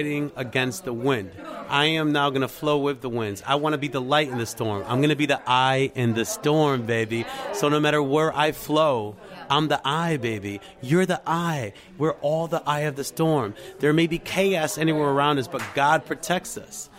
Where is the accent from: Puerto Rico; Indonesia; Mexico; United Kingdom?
Puerto Rico; I'm from Puerto Rico